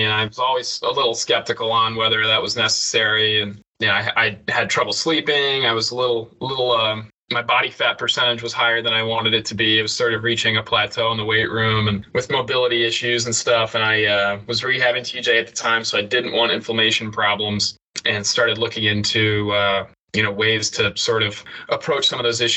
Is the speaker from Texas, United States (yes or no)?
no; Knoxville, Tennessee, United States; growing up in Knoxville